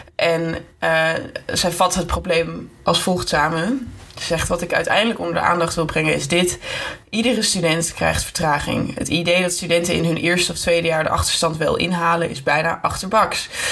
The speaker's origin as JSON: {"language": "Dutch", "town": "Amsterdam", "region": "North Holland", "country": "Netherlands", "moved": "yes", "lives_now": "Utrecht, Netherlands", "said": "ik kom wel uit Amsterdam"}